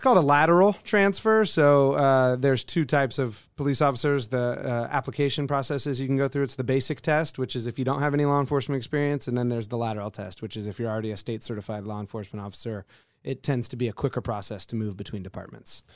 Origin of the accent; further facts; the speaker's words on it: just outside of Oakland, California, United States; moved away as an adult; also born or lived in Colorado; now in Alaska, United States; Originally from just outside of Oakland, California. moved up here in 2004